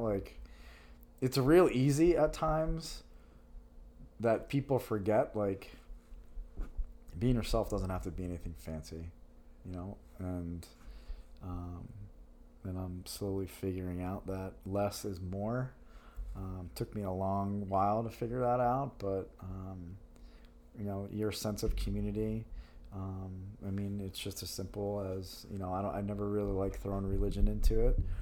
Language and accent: English; Yorktown, New York, United States; moved away as an adult; now in Philadelphia, United States; I'm a New Yorker. I'm proud of where I'm from, Yorktown, New York, Hudson Valley, New York